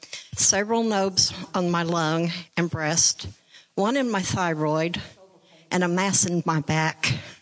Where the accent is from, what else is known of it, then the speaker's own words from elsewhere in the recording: Germany; moved away; I'm from Germany.